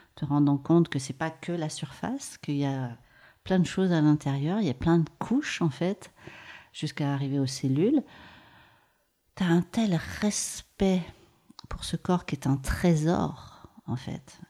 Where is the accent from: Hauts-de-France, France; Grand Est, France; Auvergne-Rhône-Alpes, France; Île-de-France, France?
Auvergne-Rhône-Alpes, France; Maurienne; J'ai grandi en Maurienne et je suis née dans les Hautes-Alpes